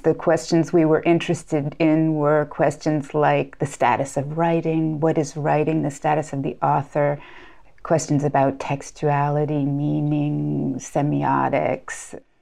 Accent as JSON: {"language": "English", "country": "United States", "tie": "born or raised there", "moved": "as an adult", "lives_now": "France", "said": "I was born in the United States and studied in the United States"}